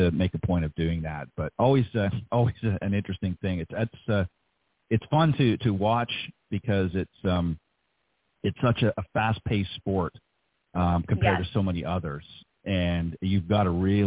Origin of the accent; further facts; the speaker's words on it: Canada; moved away; I'm being from Canada